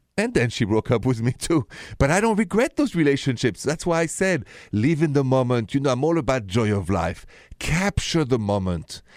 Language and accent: English; Paris, Île-de-France, France; accent: thick accent; moved away; Paris, where I'm from, with my thick accent, the city of love, the city of light